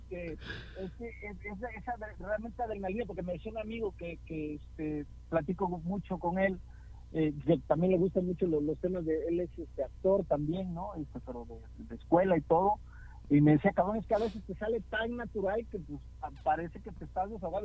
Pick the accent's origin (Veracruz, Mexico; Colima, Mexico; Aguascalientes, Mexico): Veracruz, Mexico; now in Guadalajara, Mexico; mi banda jarocha